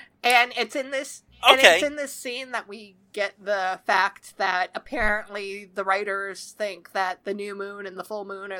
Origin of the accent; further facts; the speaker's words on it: Canada; I'm Canadian.